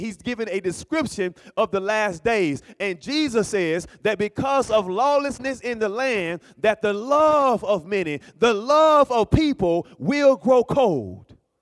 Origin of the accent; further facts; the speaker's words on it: Alabama, United States; moved away; also born or lived in Berrien Springs, Michigan; I'm from Alabama